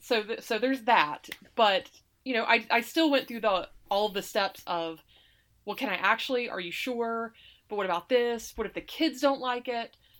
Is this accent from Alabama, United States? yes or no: yes; Alabama, United States; moved away as an adult; now in Saratoga Springs, United States; I grew up in Alabama, and my spouse was in the Navy